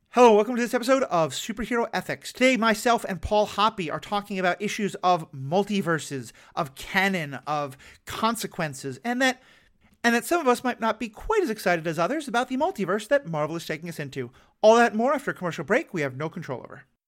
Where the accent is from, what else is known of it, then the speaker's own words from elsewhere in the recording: New York, United States; I'm from New York